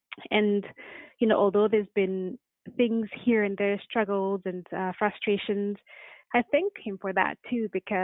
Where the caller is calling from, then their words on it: Vancouver, British Columbia, Canada; I'm calling from Vancouver.